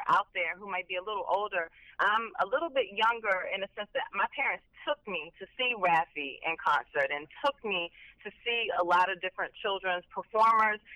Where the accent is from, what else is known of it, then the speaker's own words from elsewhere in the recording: Fort Washington, Maryland, United States; I am from Fort Washington, Maryland, from Prince George's County, Maryland. That's where I grew up.